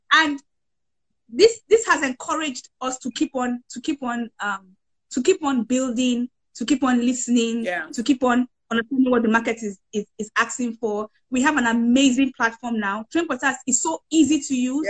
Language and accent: English; Nigeria; I'm from Nigeria.